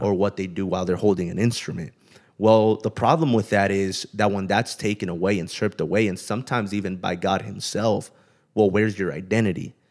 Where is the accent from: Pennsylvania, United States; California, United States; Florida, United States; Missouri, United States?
California, United States; Pomona; moved away as an adult; also born or lived in Kerman; I grew up in Southern California in the L A area in a city called Pomona